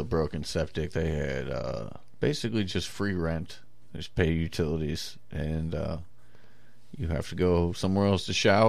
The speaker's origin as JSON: {"language": "English", "country": "United States", "said": "Yeah, we're from America."}